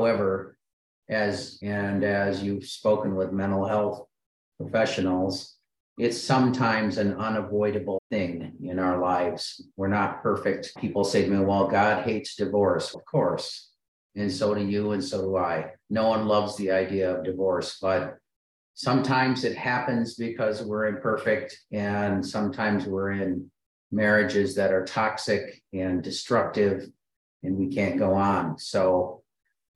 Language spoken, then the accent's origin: English; Michigan, United States; I grew up in Michigan